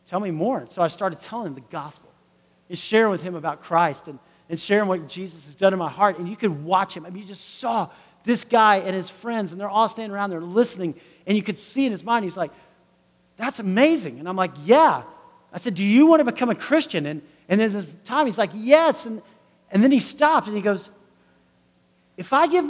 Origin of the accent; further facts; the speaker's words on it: United States; I am from the United States